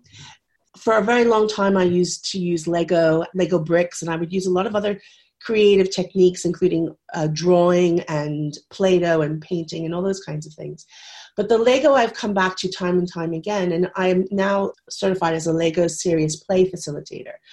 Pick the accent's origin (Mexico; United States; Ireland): United States; moved away as an adult; now in United Kingdom; I am American, but I have been living in the UK for 26 years